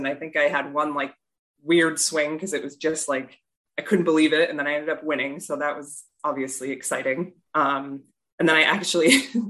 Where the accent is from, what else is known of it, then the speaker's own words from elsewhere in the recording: New Hampshire, United States; Like, I lived in New Hampshire my entire life.